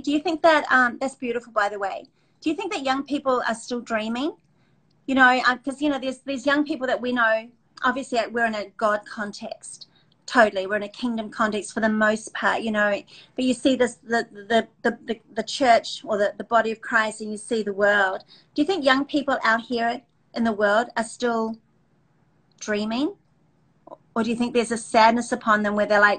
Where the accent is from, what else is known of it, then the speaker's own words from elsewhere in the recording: New Zealand; I came from New Zealand, etc.